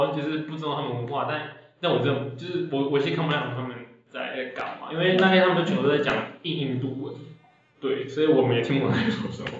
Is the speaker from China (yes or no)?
no; Taiwan; now in Singapore; 会拍一些我们台湾人看到什么哦唯美啊，